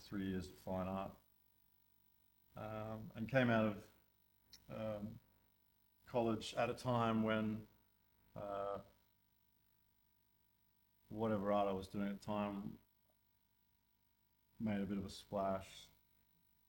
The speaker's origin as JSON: {"language": "English", "area": "Sunshine Coast", "region": "Queensland", "country": "Australia", "tie": "born or raised there", "said": "I grew up in Queensland, about an hour north of Brisbane, Sunshine Coast"}